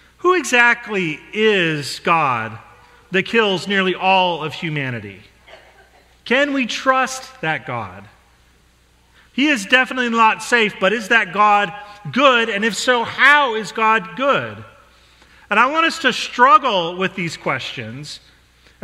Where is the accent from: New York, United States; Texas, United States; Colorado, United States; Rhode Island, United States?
Colorado, United States; Denver; I grew up in the Midwest, in Denver, Colorado